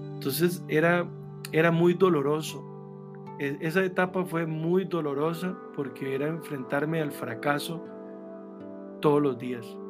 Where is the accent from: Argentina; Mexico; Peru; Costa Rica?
Costa Rica; Grecia, Alajuela; yo soy de Grecia, en Alajuela, en Sarchí